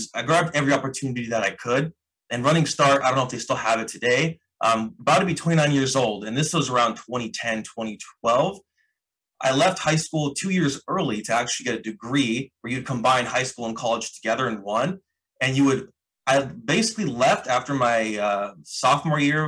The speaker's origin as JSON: {"language": "English", "area": "the Northwest", "region": "Pacific Northwest", "country": "United States", "said": "I had just got my job with my tech degree in downtown Seattle because I'm from the Northwest."}